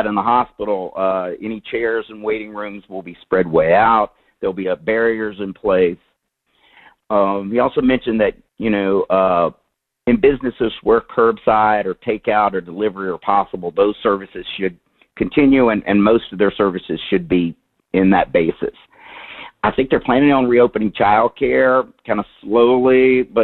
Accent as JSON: {"language": "English", "region": "Louisiana", "country": "United States", "said": "my home state of Louisiana"}